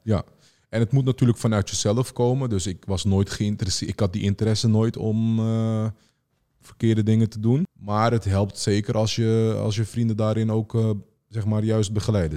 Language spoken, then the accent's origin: Dutch; Amsterdam, North Holland, Netherlands; ik ben eigenlijk eh, geboren in Amsterdam Noord.